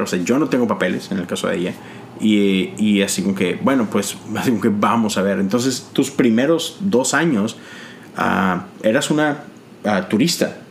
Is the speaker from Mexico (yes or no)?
yes; Monterrey, Nuevo León, Mexico; moved away as an adult; now in United States; Nosotros todos somos mexicanos, de Monterrey, ah, pero tenemos ya más de 10 años en este país.